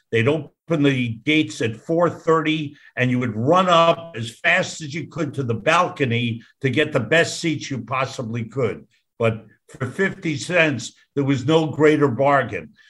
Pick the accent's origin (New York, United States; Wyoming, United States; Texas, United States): New York, United States; I grew up in New York and was a, a, a, a big Rangers fan